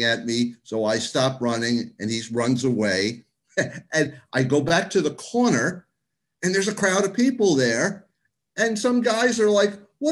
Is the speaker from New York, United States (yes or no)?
yes; New York City, New York, United States; grew up in Queens until I was 13. That was 1969